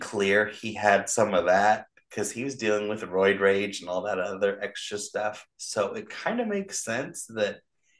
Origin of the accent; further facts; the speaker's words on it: Orange County, California, United States; We grew up in Orange County near where the Angels played.